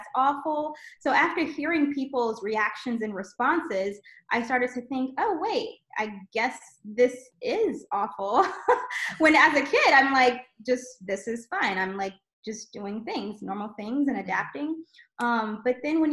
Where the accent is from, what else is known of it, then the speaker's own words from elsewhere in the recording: South Louisiana, United States; we grew up in South Louisiana and had just a really beautiful childhood